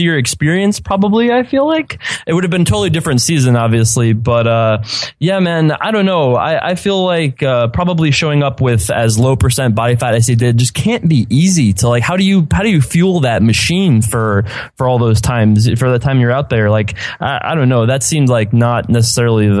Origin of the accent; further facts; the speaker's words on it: Stony Brook, New York, United States; I grew up in Stony Brook